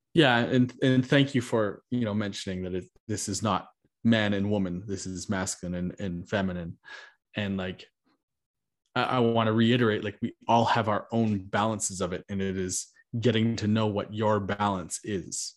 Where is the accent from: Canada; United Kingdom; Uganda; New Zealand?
Canada; I am Canadian